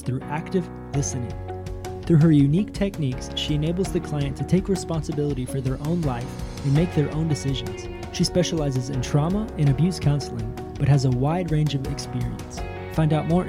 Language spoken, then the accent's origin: English; United States; moved away as an adult; now in Brazil; I'm American, right? I speak English